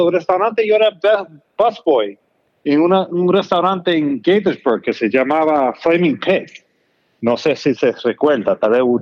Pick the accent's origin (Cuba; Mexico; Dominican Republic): Dominican Republic; no crecimos you know, jugando pelota, porque somos dominicanos